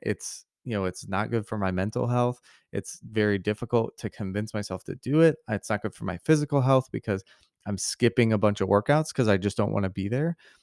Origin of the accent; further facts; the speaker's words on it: Missouri, United States; I grew up in Missouri